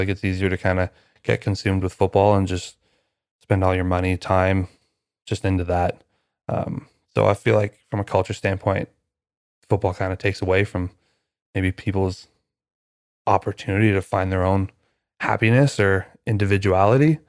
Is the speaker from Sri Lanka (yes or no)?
no; Canada; I'm Canadian